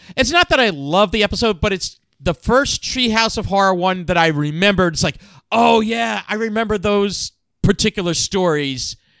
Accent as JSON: {"language": "English", "region": "New Jersey", "country": "United States", "said": "I'm from North Jersey."}